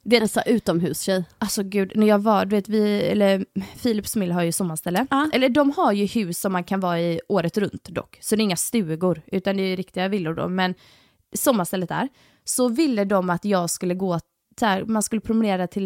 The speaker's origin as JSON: {"language": "Swedish", "town": "Halmstad", "region": "Halland County", "country": "Sweden", "tie": "born or raised there", "said": "eftersom jag är uppvuxen också i Halmstad Alltså, för jag tänker så här, vi båda är uppvuxna på västkusten"}